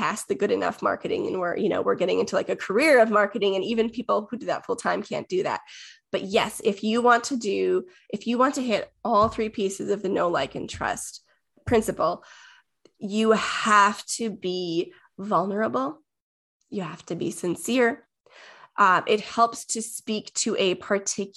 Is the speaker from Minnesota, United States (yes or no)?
yes; Minnesota, United States; I'm from Minnesota